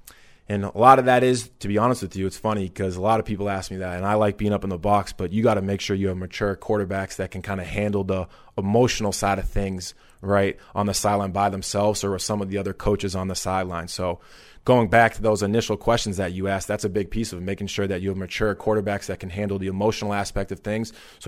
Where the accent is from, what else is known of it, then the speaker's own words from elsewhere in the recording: Boston, Massachusetts, United States; I'm from the Boston area.